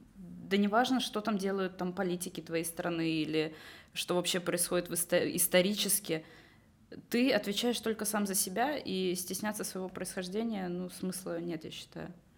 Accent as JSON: {"language": "Russian", "country": "Estonia", "also_born_or_lived": "London", "moved": "as an adult", "said": "я из Эстонии"}